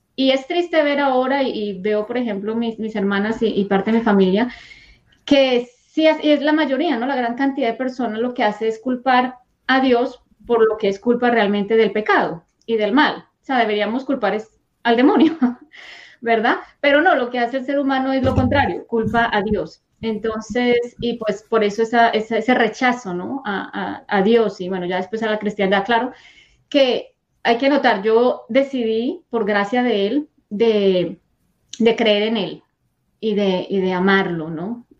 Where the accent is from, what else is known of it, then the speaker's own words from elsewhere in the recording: Bogotá, Colombia; moved away; yo soy de Colombia, nací en Colombia, en Bogotá.